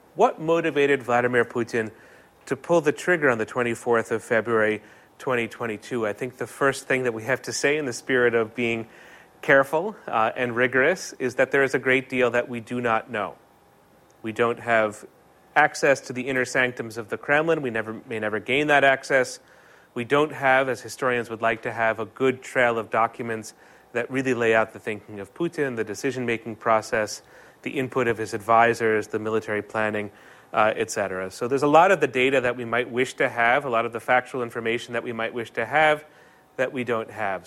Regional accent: United States

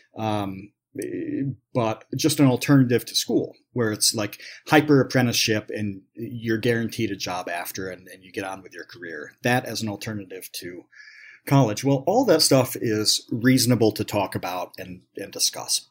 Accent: New York, United States; I grew up in New York, so do I go to a SUNY school

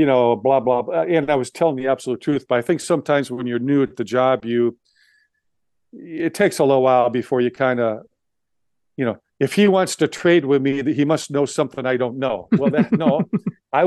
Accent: Seattle, Washington, United States; I'm from Seattle.

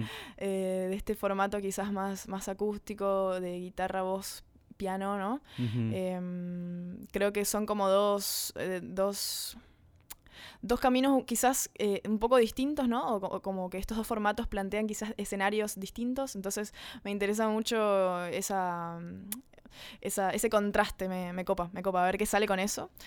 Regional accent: Corrientes, Argentina; somos dos de Corrientes, dos correntinas

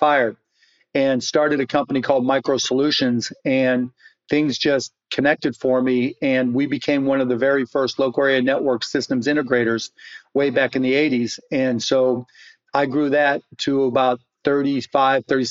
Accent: Pittsburgh, Pennsylvania, United States; now in Dallas, United States; I grew up in Pittsburgh, Pennsylvania in the South Hills.

